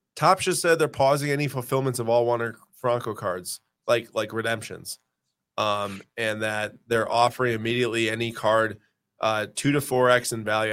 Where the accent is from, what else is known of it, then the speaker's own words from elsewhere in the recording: United States; as an American